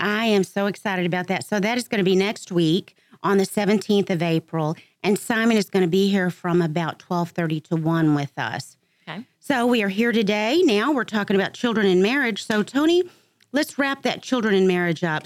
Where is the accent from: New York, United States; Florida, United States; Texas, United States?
Texas, United States; Dallas; I'm from Dallas, Texas